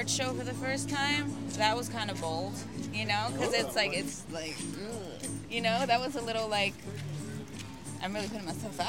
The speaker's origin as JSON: {"language": "English", "region": "Pennsylvania", "country": "United States", "moved": "as an adult", "lives_now": "Los Angeles, United States", "said": "Pennsylvania, originally."}